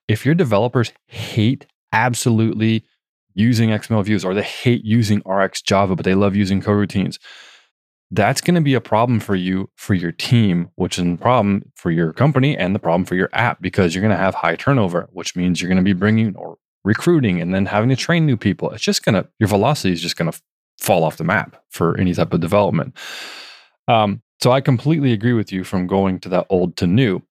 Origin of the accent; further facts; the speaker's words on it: Northern California, United States; I grew up in Northern California, about three hours north of San Francisco